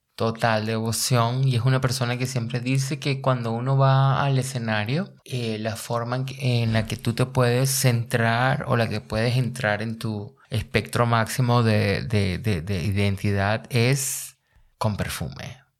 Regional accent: La Guaira, Venezuela; now in Berlin, Germany; vengo de La Guaira. las inundaciones de La Guaira del año 1999 no me llevaron. Arrastraron mi guardería y mi primaria

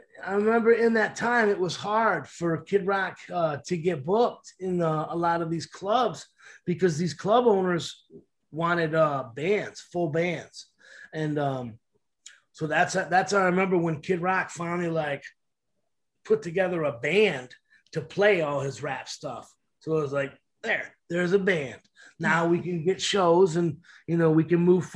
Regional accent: Detroit, Michigan, United States; Growing up in Detroit here

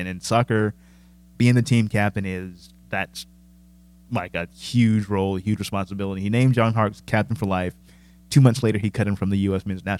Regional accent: United Kingdom; I'm British. I like studying failure because that's just more interesting.

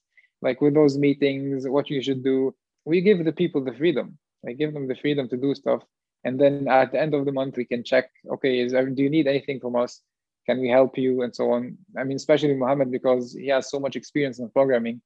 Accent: Jordan; now in Switzerland; We're both from Jordan

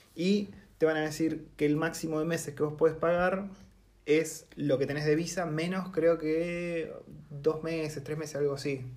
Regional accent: Argentina; moved away as an adult; now in New Zealand; en Argentina yo me acuerdo que nos teníamos que organizar para no pisarnos con la vacación

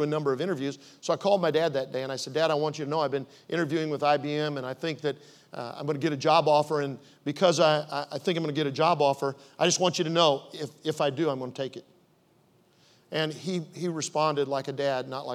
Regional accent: Omaha, Nebraska, United States; moved away as an adult; also born or lived in Oklahoma City; I was raised in Omaha, went to University of Nebraska at Omaha.

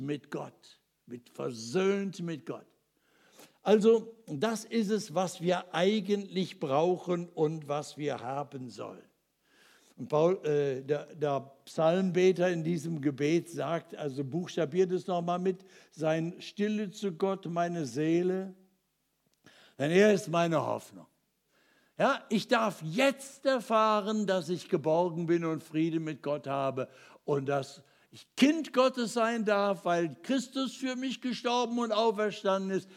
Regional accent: Ruhr area, North Rhine-Westphalia, Germany; ich bin ja in Trümmern aufgewachsen. Im Ruhrgebiet, Krieg geboren

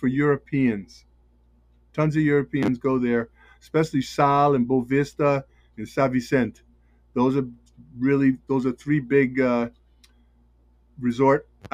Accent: Taunton, Massachusetts, United States; also born or lived in California; I grew up in Southeastern Mass, and I was born in Taunton.

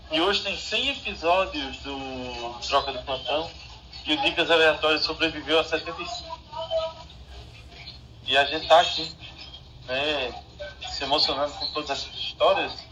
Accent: Pernambuco, Brazil; Eu sou do interior de Pernambuco. E... Esse final de semana eu estava lá na minha cidade, que eu cresci. E aí eu passei na frente da casa que eu nasci.

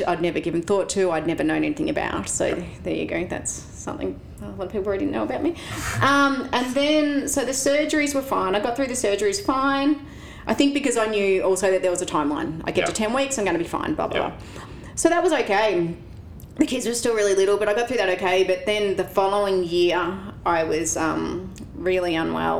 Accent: Penshurst, Victoria, Australia; I grew up in Penzurst, between Hamilton and Warrnambool.

